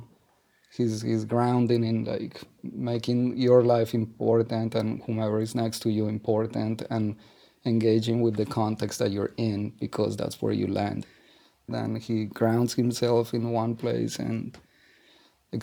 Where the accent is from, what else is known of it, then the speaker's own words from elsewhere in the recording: Colombia; moved away as an adult; now in New York, United States; I come from Colombia. I arrived in New York in 1989.